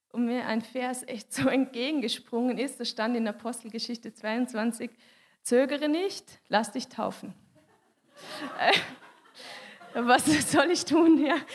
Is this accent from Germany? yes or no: no; Switzerland; weil ich bin Schweizerin und ich habe mich für einen Schweizer Weg entschieden